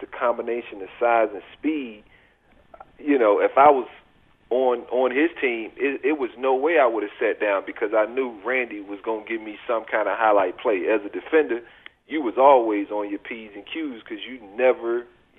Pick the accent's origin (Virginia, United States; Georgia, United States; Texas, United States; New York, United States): Virginia, United States; born or raised there